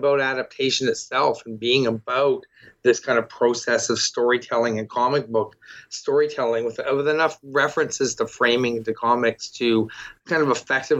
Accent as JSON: {"language": "English", "town": "Toronto", "region": "Ontario", "country": "Canada", "said": "I'm from Toronto, and I'm someone who read the Scott Pilgrim comics going through and looking, and I recognize that spot"}